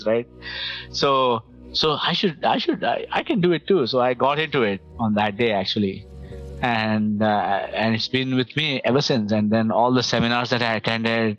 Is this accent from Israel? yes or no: no; India; now in Toronto, Canada; as an Indian